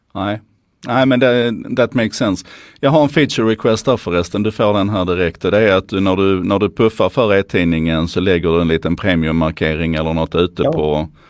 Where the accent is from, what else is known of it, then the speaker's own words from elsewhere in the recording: Skåne, Sweden; för mig som skåning